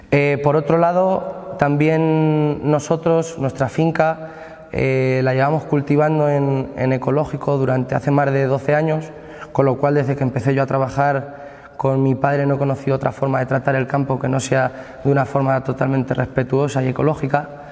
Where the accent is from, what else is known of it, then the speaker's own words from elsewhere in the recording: Socuéllamos, Castilla-La Mancha, Spain; la localidad de Socuéllamos, el cual es nuestro pueblo natal